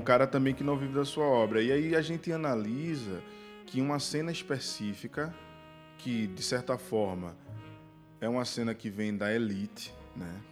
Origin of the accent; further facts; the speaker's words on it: Northeast Region, Brazil; A gente hum. vem do Nordeste